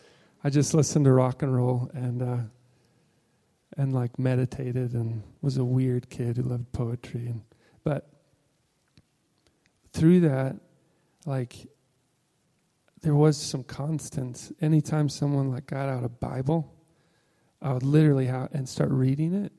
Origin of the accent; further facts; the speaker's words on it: Illinois, United States; moved away; I'm originally from Illinois.